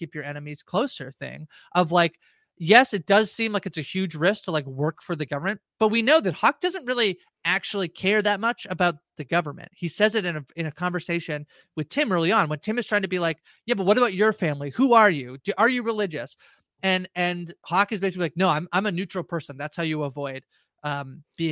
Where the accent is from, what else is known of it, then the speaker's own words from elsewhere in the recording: Canada; as a Canadian